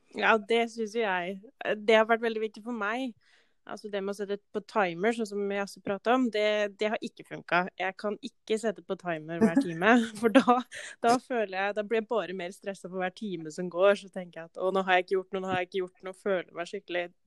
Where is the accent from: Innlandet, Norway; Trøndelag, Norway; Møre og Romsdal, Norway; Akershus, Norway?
Innlandet, Norway; Valdres; moved away as an adult; now in Molde, Norway; kommer fra Valdres